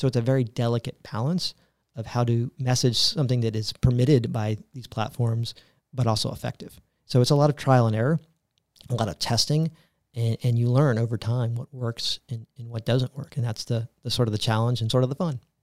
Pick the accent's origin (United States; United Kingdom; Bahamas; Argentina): United States; Tampa, Florida; also born or lived in New York; I am a native Floridian, born and raised in Tampa, Florida